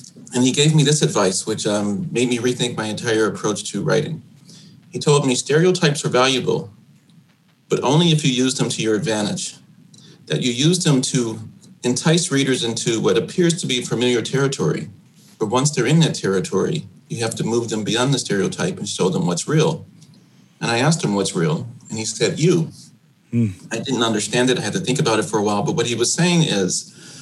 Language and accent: English; Chicago, Illinois, United States; my experiences growing up on the South Side of Chicago.